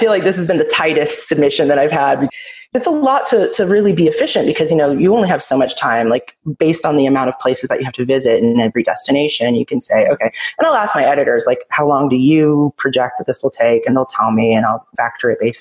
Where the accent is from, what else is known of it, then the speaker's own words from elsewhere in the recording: United States; also born or lived in Israel; obviously I'm from the United States